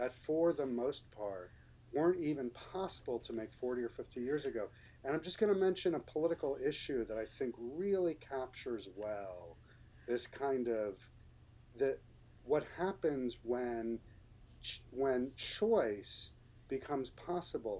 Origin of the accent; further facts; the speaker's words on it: New York City, New York, United States; when I was growing up in New York City in the 1970s